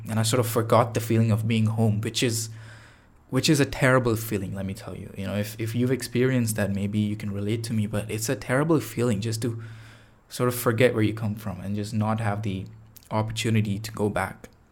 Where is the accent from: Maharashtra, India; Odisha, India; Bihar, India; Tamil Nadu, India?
Tamil Nadu, India; Chennai; now in Toronto, Canada; Chennai, uh, which is, uh, the city that I'm from, uh, back in India. That was, that's like my hometown.